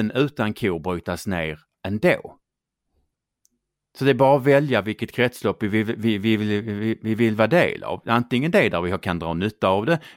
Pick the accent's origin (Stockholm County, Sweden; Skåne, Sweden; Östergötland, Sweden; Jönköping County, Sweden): Skåne, Sweden; accent: Scanian; Det är för att jag pratar skånska.